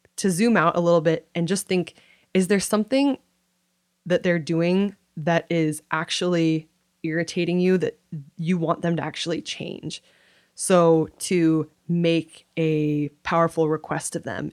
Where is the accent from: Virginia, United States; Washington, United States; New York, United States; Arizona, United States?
Washington, United States; Kirkland; I grew up in Kirkland, Washington.